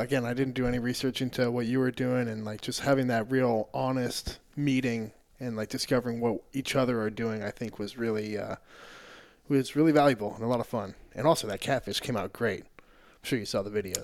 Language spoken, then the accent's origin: English; New Hampshire, United States; moved away as an adult; also born or lived in Maine; now in Austin, United States; I grew up in New Hampshire and, uh, went to college in Maine